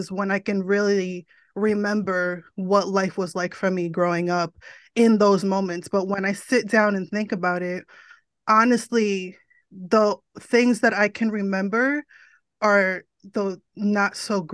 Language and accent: English; New Jersey, United States; moved away as an adult; also born or lived in Florida; born and raised in New Jersey, still here